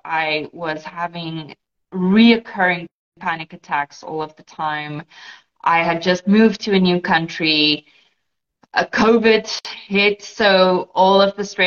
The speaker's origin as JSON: {"language": "English", "country": "South Africa", "first_language": "Afrikaans", "second_language": "English", "moved": "as an adult", "lives_now": "Portugal", "said": "I am actually in Portugal, but I am South African. I immigrated to Portugal about 3 years"}